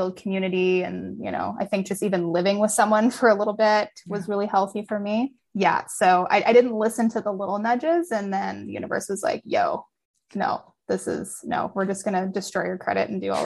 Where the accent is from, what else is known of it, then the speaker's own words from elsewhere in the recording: hometown near Kelowna, British Columbia, Canada; moved away as an adult; also born or lived in Malaysia; now in Kelowna, Canada; it's too close to my hometown